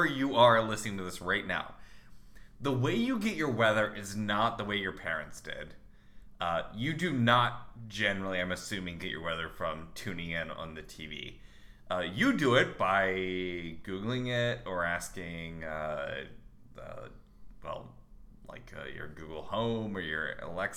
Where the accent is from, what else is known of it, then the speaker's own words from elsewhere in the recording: United States; I'm an American